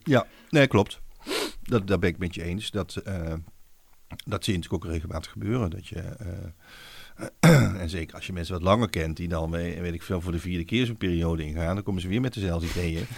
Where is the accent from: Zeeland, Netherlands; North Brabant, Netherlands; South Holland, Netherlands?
North Brabant, Netherlands; Wouw; Ik kom uit West-Brabant, uit een dorpje Wouw